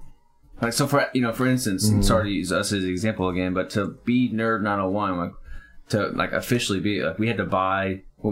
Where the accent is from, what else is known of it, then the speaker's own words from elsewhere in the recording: the South, United States; growing up in the South